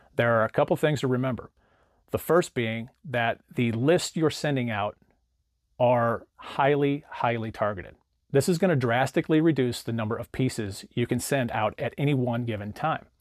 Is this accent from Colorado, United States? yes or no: no; St. Louis, Missouri, United States; I use a company called R E I Printmail out of my hometown of Saint Louis